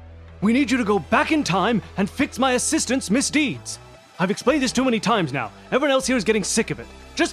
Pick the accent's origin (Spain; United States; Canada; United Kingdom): Spain; I do not know. I'm from Spain.